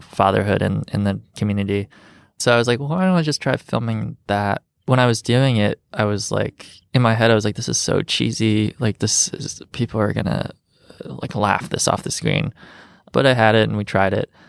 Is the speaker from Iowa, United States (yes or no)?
no; Rockford, Illinois, United States; also born or lived in Chicago; growing up in Rockford